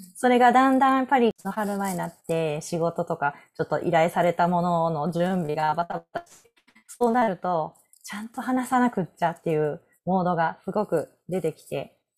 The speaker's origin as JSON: {"language": "Japanese", "region": "Osaka", "country": "Japan", "tie": "born or raised there", "moved": "yes", "lives_now": "Nara, Japan", "said": "生まれ育った大阪"}